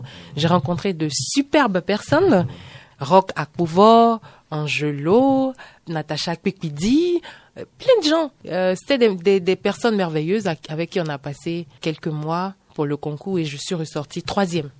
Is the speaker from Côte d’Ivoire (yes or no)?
yes; San Pédro, Bas-Sassandra, Côte d’Ivoire; accent: Ivorian; moved away as an adult; now in Benin; Moi, je suis née en Côte d'Ivoire. ok Précisément à San Pedro, c'est une ville euh, côtière